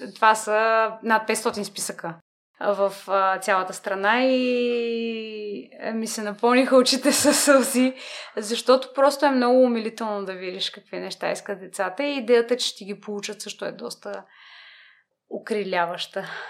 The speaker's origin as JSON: {"language": "Bulgarian", "town": "Burgas", "region": "Burgas Province", "country": "Bulgaria", "tie": "born or raised there", "also_born_or_lived": "London", "moved": "as an adult", "lives_now": "Sofia, Bulgaria", "said": "родена съм в Бургас"}